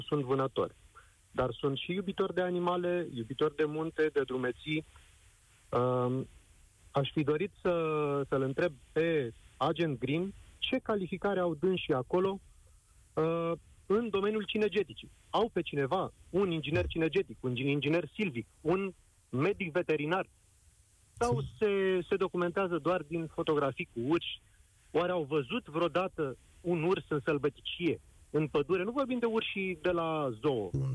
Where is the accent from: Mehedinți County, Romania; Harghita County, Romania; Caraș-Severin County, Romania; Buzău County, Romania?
Buzău County, Romania; sunt dintr-o zonă afectată de această situație cu urși, adică sunt din Buzău